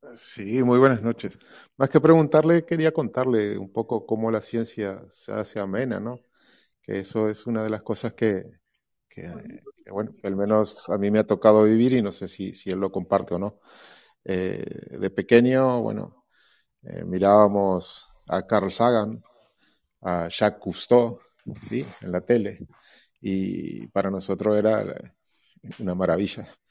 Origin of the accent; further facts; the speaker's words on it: Uruguay; creo que todos los niños, al menos de mi pueblo, éramos todos astronautas